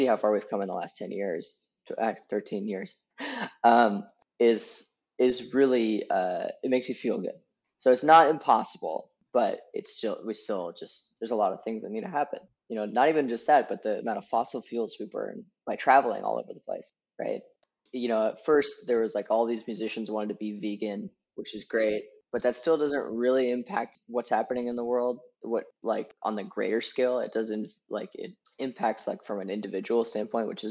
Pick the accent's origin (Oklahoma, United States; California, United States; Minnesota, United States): California, United States; the Bay Area; I'm from the Bay Area. And the minute you leave the Bay Area, you realize that, oh my gosh, you were in a bubble this whole time. Because you grew up composting